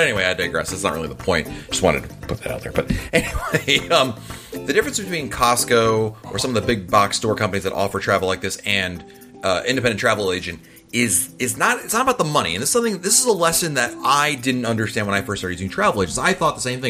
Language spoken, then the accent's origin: English; Ireland; now in England; I am Irish living in England